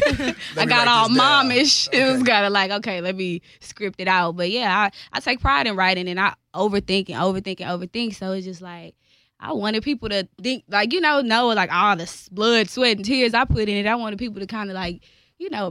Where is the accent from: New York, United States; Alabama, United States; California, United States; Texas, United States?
Texas, United States; Houston; I'm from Houston, Texas, that North Side ex home. And I've been here all my life